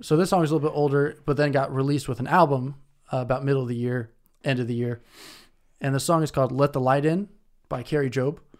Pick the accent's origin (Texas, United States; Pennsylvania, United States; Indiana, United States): Indiana, United States; Indianapolis; now in Detroit, United States; I'm from Indianapolis, live in Detroit